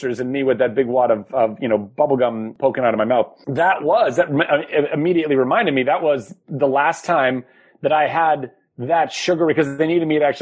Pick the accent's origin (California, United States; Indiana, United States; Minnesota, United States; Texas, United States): California, United States; Ventura; where I grew up in Ventura, California